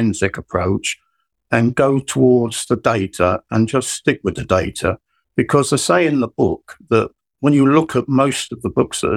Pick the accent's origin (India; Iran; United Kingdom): United Kingdom; London; I was born in East London, and all my family came from East London